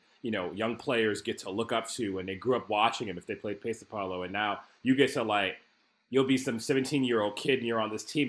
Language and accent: English; United States; as an American